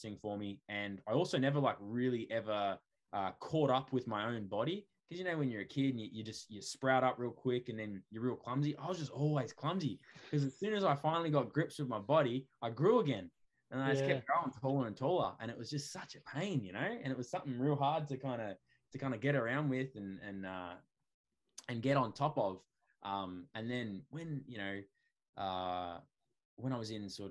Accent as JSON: {"language": "English", "town": "Hoppers Crossing", "region": "Victoria", "country": "Australia", "tie": "born or raised there", "said": "I grew up out west in Hoppers Crossing"}